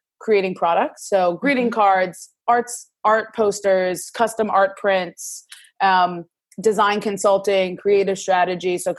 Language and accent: English; New York City, New York, United States; moved away as an adult; also born or lived in Massachusetts; now in Washington, D.C., United States; I grew up in Brooklyn, New York City, and then went to Massachusetts for school and now live in DC